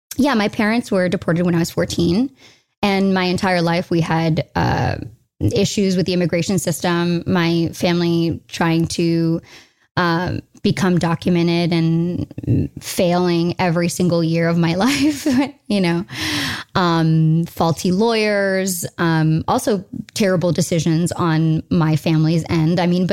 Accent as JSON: {"language": "English", "country": "United States", "said": "I'm an American. Here's my mother."}